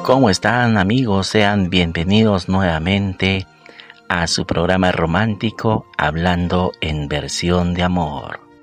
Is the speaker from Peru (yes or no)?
yes; Peru; aquí en mi país, en Perú